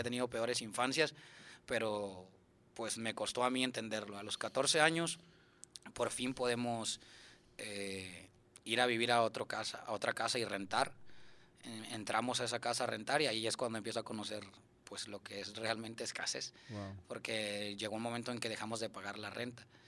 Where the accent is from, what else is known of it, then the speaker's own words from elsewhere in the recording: Monterrey, Nuevo León, Mexico; Yo nací en, aquí en Monterrey